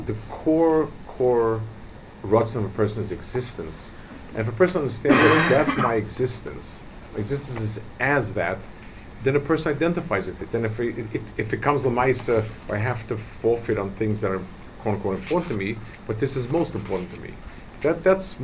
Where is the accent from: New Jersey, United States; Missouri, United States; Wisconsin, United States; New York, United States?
New York, United States; New York City; I grew up in Lower East Side.